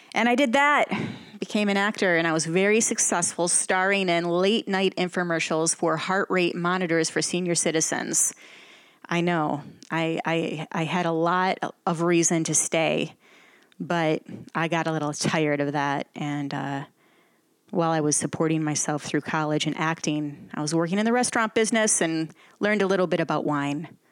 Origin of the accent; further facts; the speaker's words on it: Flushing, Michigan, United States; moved away; also born or lived in Flint, Michigan / Miami, Florida; I'm from the small town of Flushing, Flushing, Michigan.